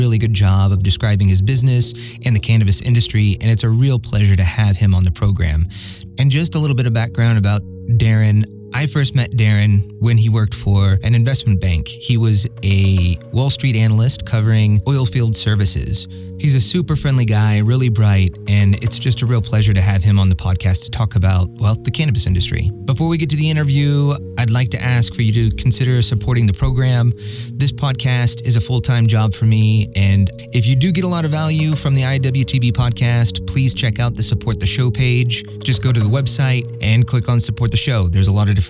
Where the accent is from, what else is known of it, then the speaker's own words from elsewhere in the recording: Colorado, United States; my home state of Colorado